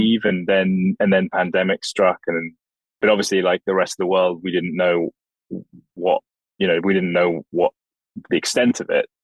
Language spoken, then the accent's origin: English; Oxford, South East England, United Kingdom; I was born in Oxford, and I grew up there